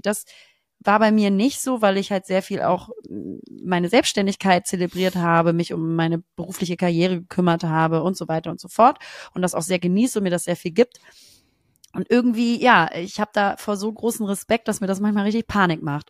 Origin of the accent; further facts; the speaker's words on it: Germany; als Deutsche